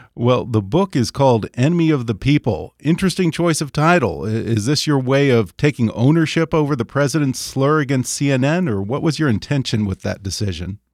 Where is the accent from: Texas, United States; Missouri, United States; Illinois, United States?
Texas, United States; now in California, United States; I grew up in Texas